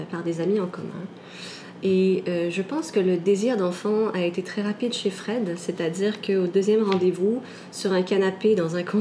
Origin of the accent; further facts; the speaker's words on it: Canada; also born or lived in France; je suis née en France. Je suis arrivée au Canada quand j'étais très jeune. Et j'ai fait pas mal d'allers-retours entre les deux.